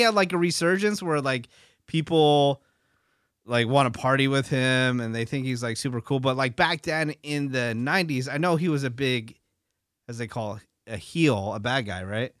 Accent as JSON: {"language": "English", "area": "San Francisco Bay Area", "region": "California", "country": "United States", "moved": "yes", "said": "I'm from the San Francisco Bay Area."}